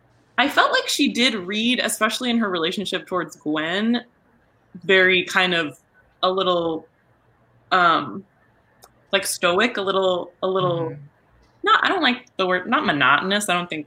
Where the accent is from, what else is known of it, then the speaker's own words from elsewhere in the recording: Munich, Bavaria, Germany; So I think so I'm from Germany. I am German. I'm originally from Munich. So I don't have a German accent, as you can hear. I was raised bilingually, but I grew up around a German accent, so I can do a spot on one.